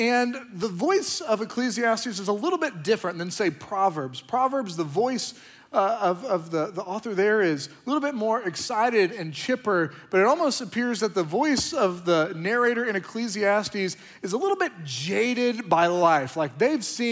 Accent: Oklahoma, United States; now in Austin, United States; I'm from Oklahoma

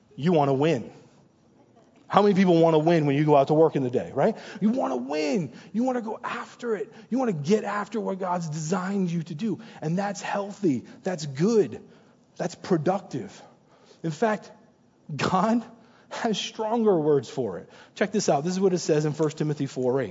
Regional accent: New Hampshire, United States; moved away; also born or lived in New York; I'm originally born and raised in New Hampshire

